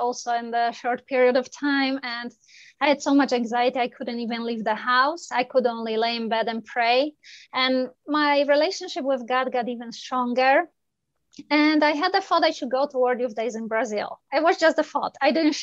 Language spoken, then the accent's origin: English; Poland; moved away as an adult; now in Canada; I am originally from Poland